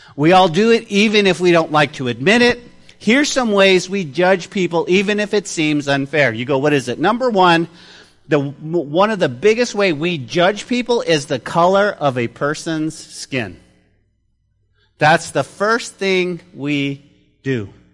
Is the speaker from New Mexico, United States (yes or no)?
yes; Santa Fe, New Mexico, United States; growing up in Santa Fe, New Mexico, we lived in a, uh, in a rougher part of the town